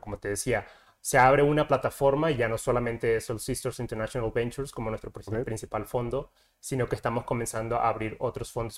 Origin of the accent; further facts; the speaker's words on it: Colombia; moved away as an adult; now in Mexico; soy de Colombia, llevo ya aquí en México cinco años